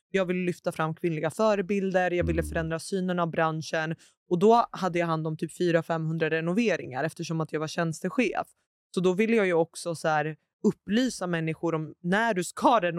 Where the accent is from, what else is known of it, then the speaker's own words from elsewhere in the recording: Sistan and Baluchestan, Iran; jag är ju från södra Iran som